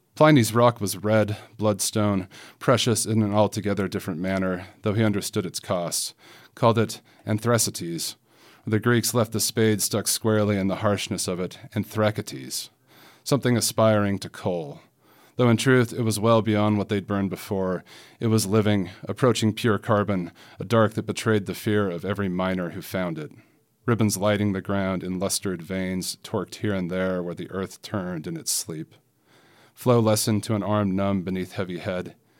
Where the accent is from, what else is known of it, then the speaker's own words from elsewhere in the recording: Salt Lake City, Utah, United States; moved away as an adult; now in Featherston, New Zealand; born and bred in Salt Lake City, Utah. Um, now living in uh, Featherston, New Zealand